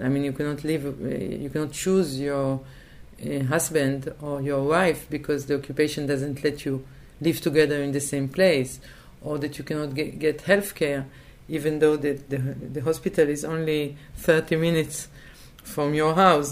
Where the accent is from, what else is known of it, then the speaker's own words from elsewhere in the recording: Tel Aviv, Tel Aviv District, Israel; English is a second language; I was born in Tel Aviv. I, le- I lived uh, most of uh, my life